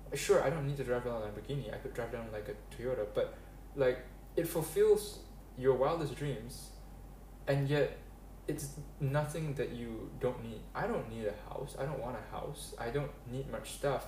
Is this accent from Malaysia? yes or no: yes; Malaysia; I grew up in Malaysia, and I've stayed here permanently